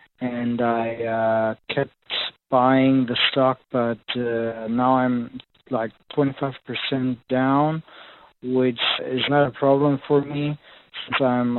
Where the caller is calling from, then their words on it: Germany; I'm … from Germany, by the way.